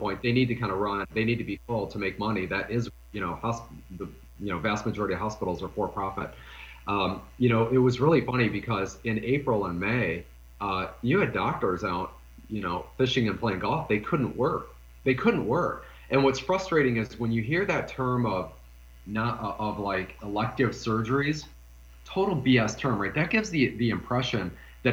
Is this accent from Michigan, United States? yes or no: yes; Detroit, Michigan, United States; I'm from Detroit